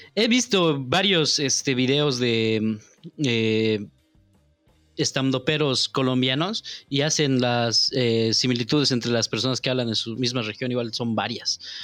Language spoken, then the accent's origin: Spanish; La Paz, Bolivia; accent: paceño; now in Santa Cruz, Bolivia; Pese, pese a que estoy aquí, yo hablo como paseño nomás